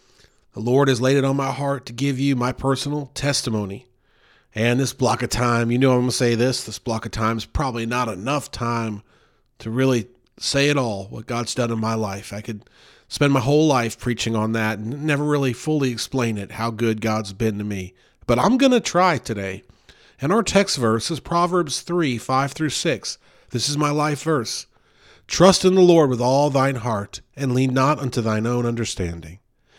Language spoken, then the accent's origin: English; Louisville, Kentucky, United States; born there; I was born in Louisville, Kentucky, January 1st, 1980.